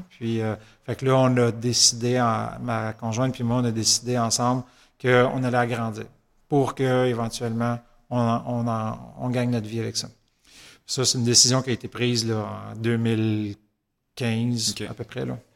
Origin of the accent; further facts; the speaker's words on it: Saint-Hyacinthe, Quebec, Canada; les deux, on est natifs de Saint-Hyacinthe.